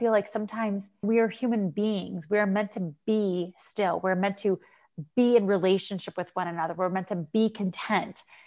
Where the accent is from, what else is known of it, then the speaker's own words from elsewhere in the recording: Western Pennsylvania, United States; moved away as an adult; now in Florida, United States; I'm from Western Pennsylvania